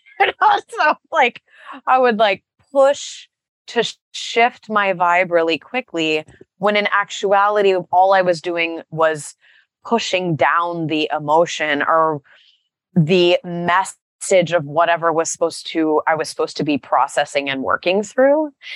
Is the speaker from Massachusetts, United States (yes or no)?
no; Texas, United States; I grew up in Texas